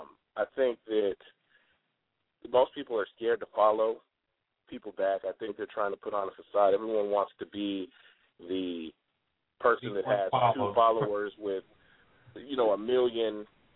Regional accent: West Coast, United States; also born or lived in Atlanta; I mean, I was, you know, born in Atlanta, but really I was raised on the West Coast, so, I mean, that's what's in my blood.

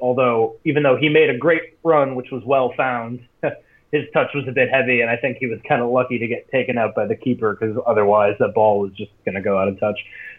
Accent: Wisconsin, United States; moved away; I'm back in my hometown, Wisconsin

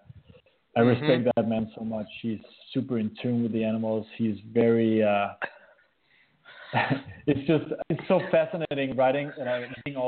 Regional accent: Denmark; accent: Danish; English is a second language; with a crappy Danish accent

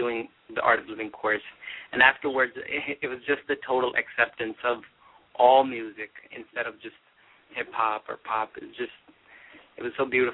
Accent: Jersey City, New Jersey, United States; I grew up in Jersey City, New Jersey.

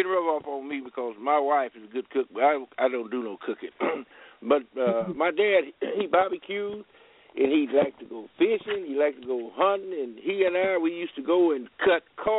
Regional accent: Rogers, Texas, United States; moved away as an adult; also born or lived in Burleson County, Texas; now in California, United States; where I was born, in Rogers, a little place called Rogers, Texas. And then we moved around

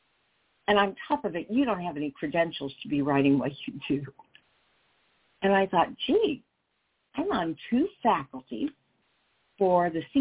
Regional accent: Indianapolis, Indiana, United States; I'm from Indianapolis

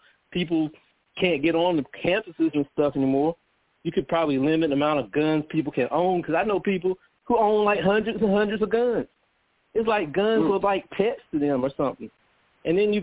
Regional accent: United States; a black person growing up in America

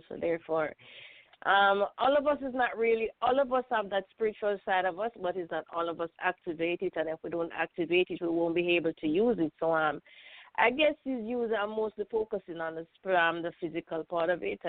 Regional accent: Jamaica; now in Brooklyn, United States; I'm Jamaican, but I'm living in Brooklyn.

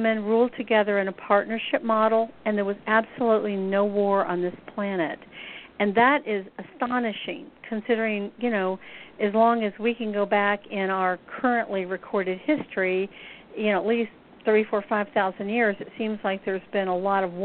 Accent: Deep South, United States; also born or lived in Atlanta, Georgia; I grew up here in the Deep South. I live in Atlanta

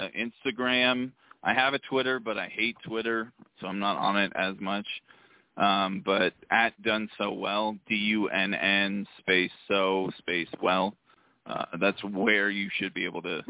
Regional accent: Utah, United States; I'm from Utah, wrestle out of Utah.

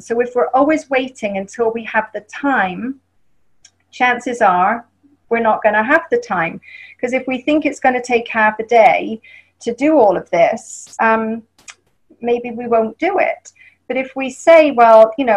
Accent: England, United Kingdom; accent: English; moved away; And I'm from England

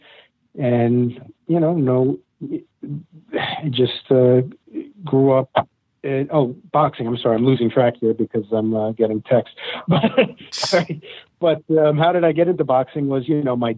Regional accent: New Jersey, United States; born or raised there; also born or lived in Bronx, New York / Queens, New York

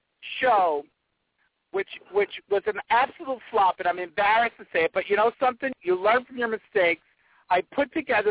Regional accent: North Providence, Rhode Island, United States; Originally from North Providence, Rhode Island. Little tiny little town, North Providence, Rhode Island.

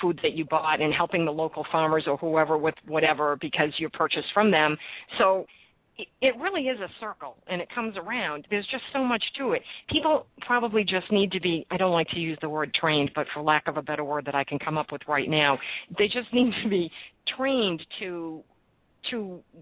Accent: Boston, Massachusetts, United States; now in New Jersey, United States; I am from Boston, and I started going to the local markets when I moved here

